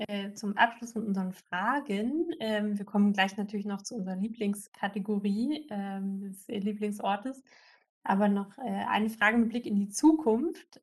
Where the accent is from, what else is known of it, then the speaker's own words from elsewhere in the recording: East Germany, Germany; da wo ich herkomme in, in Ostdeutschland